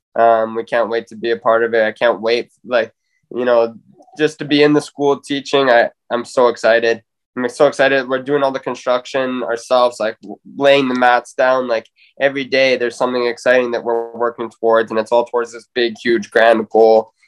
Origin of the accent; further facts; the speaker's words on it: Spruce Grove, Alberta, Canada; bring this back to my hometown